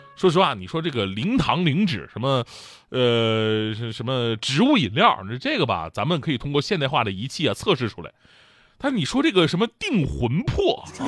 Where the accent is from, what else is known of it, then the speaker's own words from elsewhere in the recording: Northeast China, China; 我作为一个东北人